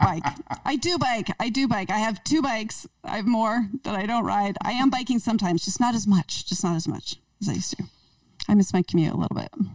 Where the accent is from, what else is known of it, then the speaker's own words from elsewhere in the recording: East Coast, United States; now in Portland, United States; I grew up in the East Coast